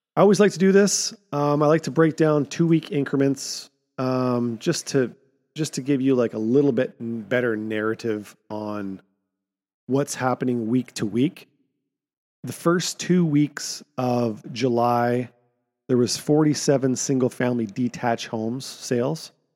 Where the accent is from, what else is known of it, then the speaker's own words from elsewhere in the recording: Kamloops, British Columbia, Canada; my hometown, Barnhartville